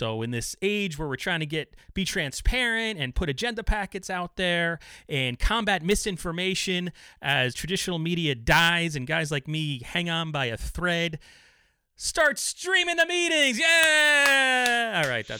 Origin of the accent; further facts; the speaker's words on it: Somers, New York, United States; moved away; I grew up in Somers, New York, which is now, I couldn't afford to live there in 1,000 years now, but growing up, it was sort of blue collarish.